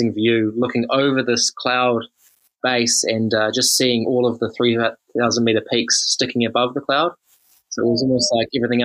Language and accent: English; Taranaki, New Zealand; I grew up in Taranaki